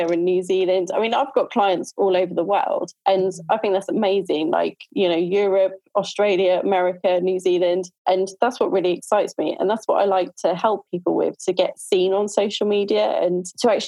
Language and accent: English; Norfolk, East of England, United Kingdom; I am from Norfolk in the UK.